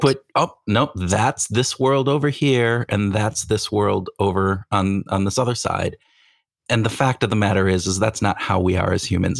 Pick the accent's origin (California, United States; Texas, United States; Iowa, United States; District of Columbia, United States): Iowa, United States; Iowan, which is my home state